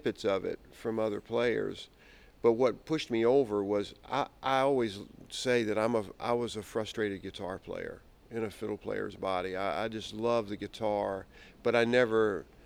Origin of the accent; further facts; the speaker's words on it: Richmond, Virginia, United States; I'm from Richmond, Virginia